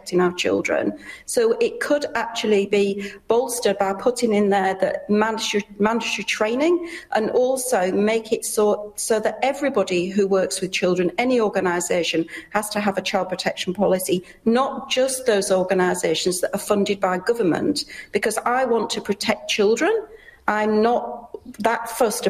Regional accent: United Kingdom; moved away; you can hear from my accent, I'm from the UK

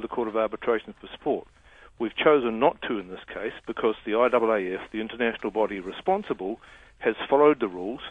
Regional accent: New Zealand; Being a New Zealander

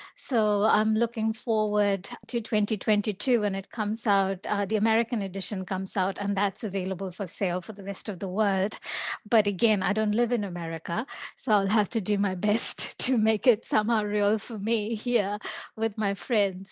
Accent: India; moved away; I grew up in India, uh, I'm Indian

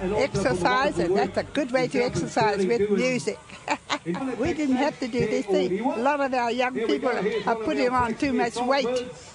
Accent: Hawke's Bay, New Zealand; also born or lived in Tainui (Waikato); I'm a Tainui girl. It would be true to say, yes, I've been in Kahununu since I was 9 months old. My mother, we come from Tainui, eh?

